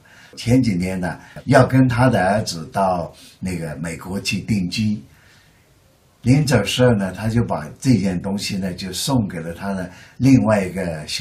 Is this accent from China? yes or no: yes; Yunnan, China; 他听说我是云南来的